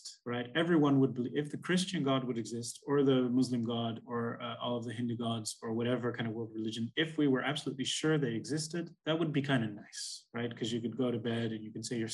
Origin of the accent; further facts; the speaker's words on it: Netherlands; We're both from the Netherlands, which is one of the most most atheist agnostic countries in the world